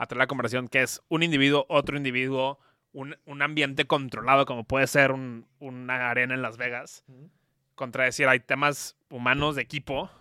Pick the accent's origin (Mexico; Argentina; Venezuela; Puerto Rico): Mexico; yo soy mexicano